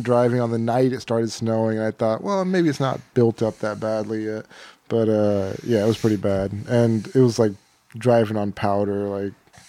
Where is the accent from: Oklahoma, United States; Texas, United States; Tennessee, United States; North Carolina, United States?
Texas, United States; now in Portland, United States; I'm from Texas